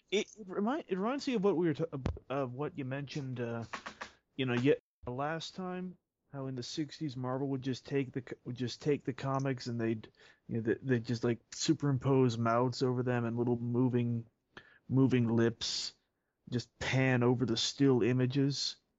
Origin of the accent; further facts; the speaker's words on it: Canada; I am Canadian